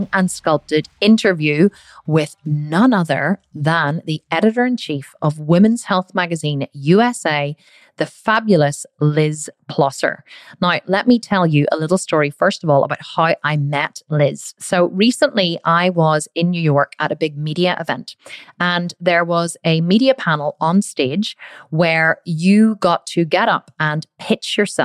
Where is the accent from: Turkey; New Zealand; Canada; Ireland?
Ireland; I'm obviously Irish